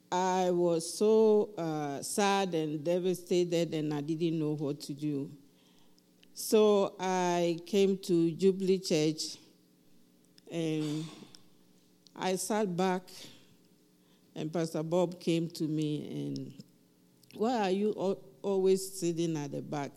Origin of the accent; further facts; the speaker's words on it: Ghana; now in Highlands Ranch, United States; I'm from Ghana